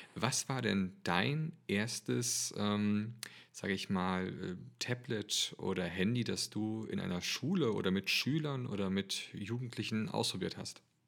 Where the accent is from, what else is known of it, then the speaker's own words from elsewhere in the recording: Germany; als Deutscher